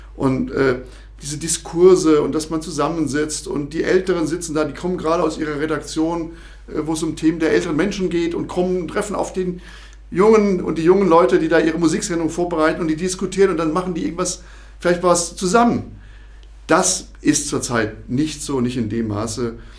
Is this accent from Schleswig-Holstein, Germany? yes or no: no; Rhineland-Palatinate, Germany; moved away as an adult; now in Thuringia, Germany; ich komme aus dem Ursprungsland der offenen Kanäle aus Rheinland-Pfalz